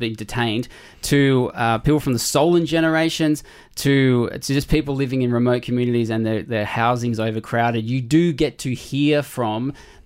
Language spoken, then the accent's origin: English; Australia; as an Australian